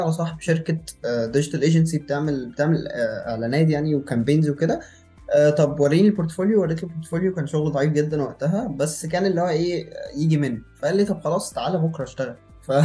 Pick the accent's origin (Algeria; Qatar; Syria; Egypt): Egypt; Cairo, Cairo Governorate; moved away as an adult; also born or lived in Luxor; انا من القاهره والكليه في الاقصر